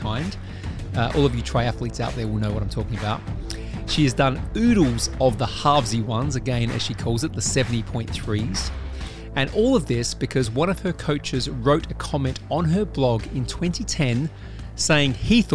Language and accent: English; Australia; now in United Kingdom; I live in the UK now, but I'm originally from Australia